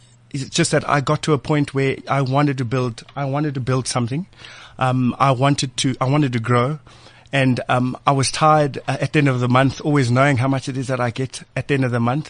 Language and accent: English; Soweto, Gauteng, South Africa; I'm from Soweto. I'm from the township